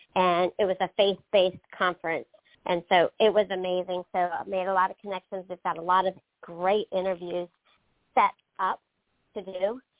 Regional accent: Pennsylvania, United States; now in North Carolina, United States; I grew up in Pennsylvania

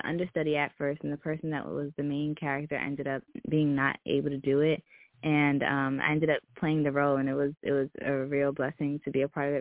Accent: Brooklyn, New York, United States; I'm from Brooklyn, New York.

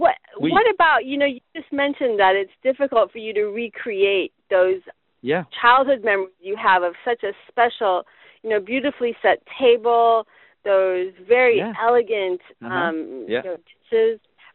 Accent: United States; now in France; I'm an American person in France.

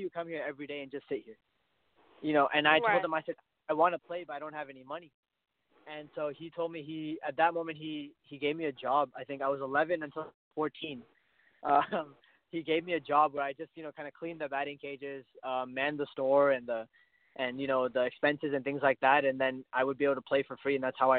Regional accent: Canada; My dad is Indian. My mom is Pakistani, but I was born in Canada, so I'm Canadian

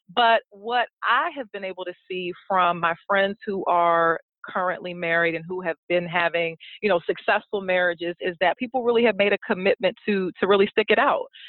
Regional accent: Prince George's County, Maryland, United States; now in Baltimore, United States; I'm actually from the Prince George's County, Maryland area.

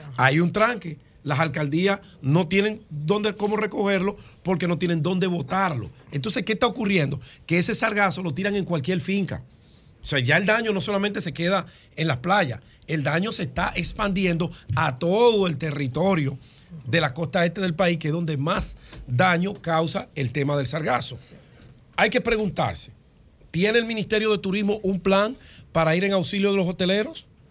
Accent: Dominican Republic; me siento satisfecho como dominicano

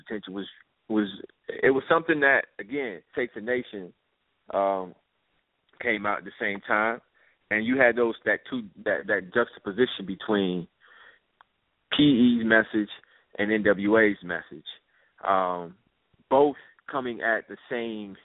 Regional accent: Chicago, Illinois, United States; Chicago, Illinois, Southside. Robert Taylor Holmes, one of the most notorious projects in Chicago, is where I grew up

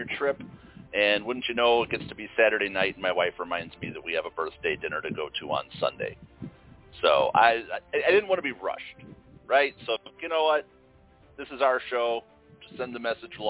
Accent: Chicago, Illinois, United States; growing up in Chicago

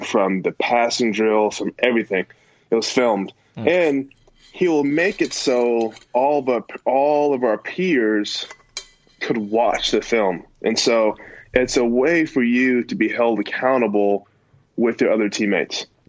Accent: California, United States; I was born and raised in California.

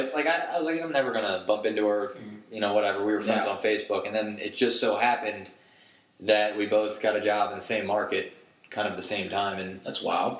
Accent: Philadelphia, Pennsylvania, United States; moved away; I'm originally from Philadelphia

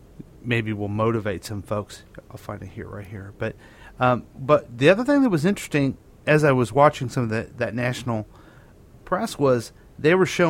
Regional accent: Independence, Missouri, United States; I've been a lifelong Democrat. I grew up in Harry Truman's town.

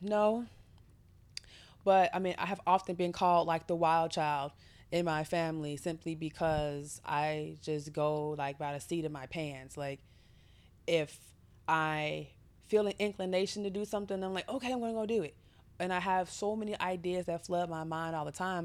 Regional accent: United States; as an American woman

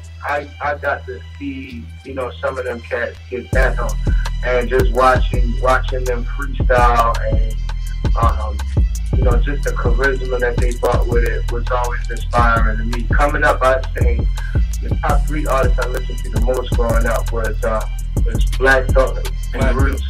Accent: Baltimore, Maryland, United States; also born or lived in Washington Heights, New York / Brooklyn, New York; I'm a Baltimore boy, but I was born in Washington Heights in New York, and I lived in Lafayette Gardens Project.

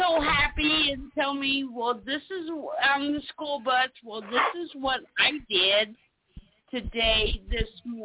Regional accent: South Carolina, United States; I'm from South Carolina

